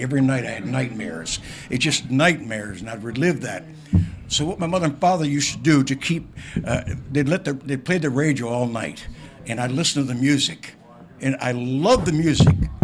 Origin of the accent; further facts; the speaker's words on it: Windsor, Ontario, Canada; now in Toronto, Canada; my hometown